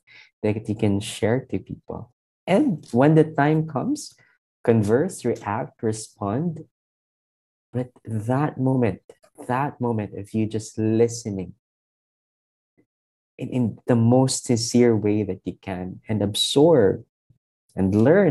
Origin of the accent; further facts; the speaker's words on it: Iloilo City, Western Visayas, Philippines; moved away as an adult; I came from a two-week visit from my hometown in Iloilo